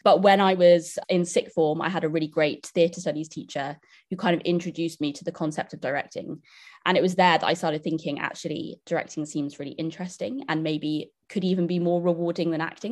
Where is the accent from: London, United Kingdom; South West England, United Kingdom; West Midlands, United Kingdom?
London, United Kingdom; I grew up in London